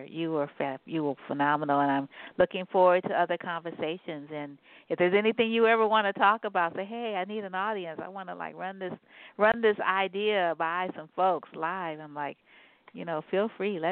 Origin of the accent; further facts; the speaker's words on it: San Francisco, California, United States; also born or lived in New Orleans, Louisiana; I'm from New Orleans, Louisiana, and I grew up in San Francisco